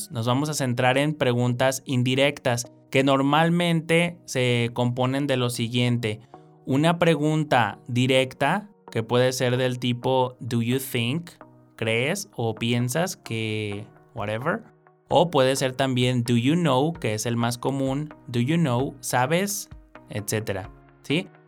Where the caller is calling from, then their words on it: State of Mexico, Mexico; Hola, ¿qué tal? … Soy del Estado de México